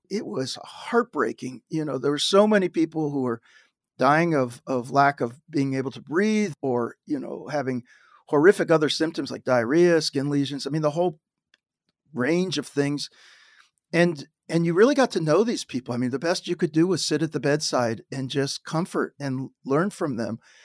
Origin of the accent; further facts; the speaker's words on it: Dayton, Ohio, United States; moved away; I grew up in Dayton, Ohio, it was a great place